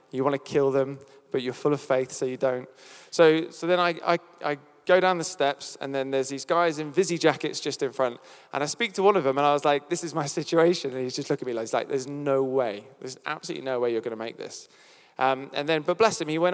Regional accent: United Kingdom; I'm British

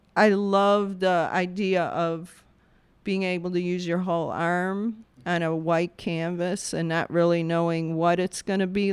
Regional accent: Bolingbrook, Illinois, United States; also born or lived in Englewood, Chicago; Then the folks moved out to Bolingbrook, uh, Southwest suburbs and grew up there my whole life

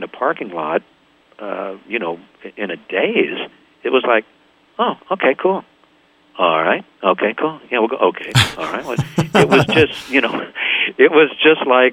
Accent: Topeka, Kansas, United States; moved away as an adult; also born or lived in London; just growing up in the Midwest in a very small town, and four of us having gone to high school together

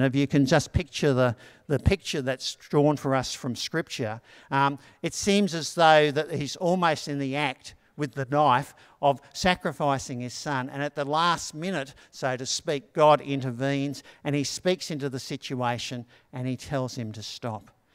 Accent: Australia; growing up in Anala

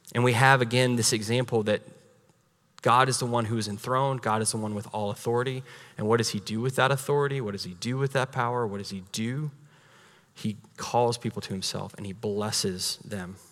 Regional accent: United States

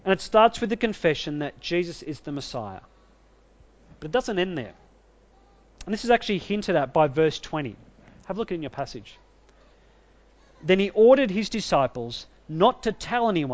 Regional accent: Australia; I'm an Australian citizen.

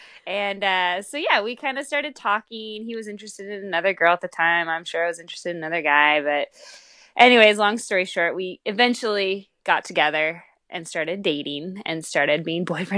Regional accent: Pacific Northwest, United States; And we grew up in the Northwest together.

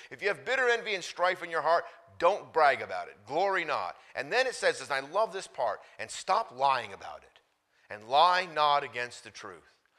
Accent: United States; I grew up in America going to church as a teenager

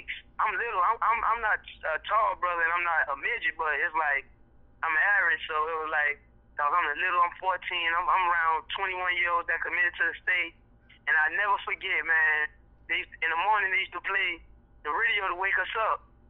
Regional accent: the South, United States; I'm from the South

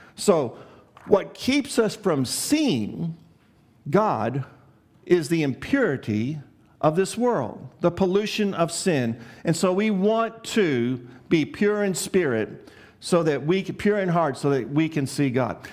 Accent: Chicago, Illinois, United States; I grew up in Chicago

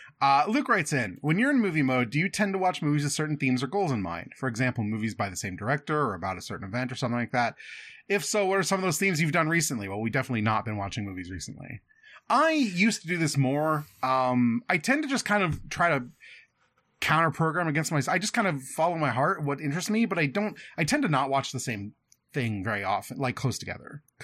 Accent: London, United Kingdom; mate. I'm from London. Been on the River Thames, mate.

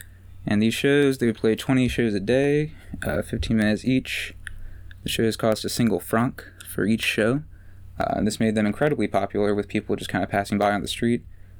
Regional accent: Annapolis, Maryland, United States; we're from Annapolis

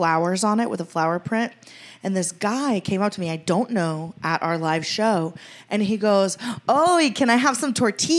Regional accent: Venezuela; moved away; I'm from Venezuela

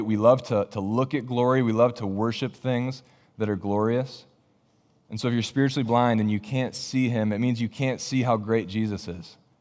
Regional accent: Michigan, United States; moved away as an adult; also born or lived in Ohio; now in Iowa, United States; my family and I, we're originally from Michigan.

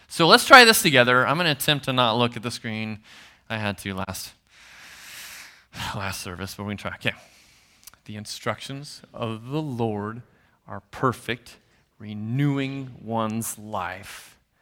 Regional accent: Nebraska, United States; I'm from Nebraska, so I'm a Husker fan

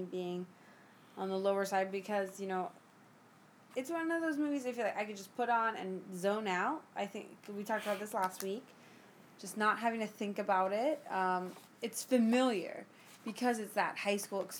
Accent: North Miami, Florida, United States; I'm from North Miami, Florida, born and raised.

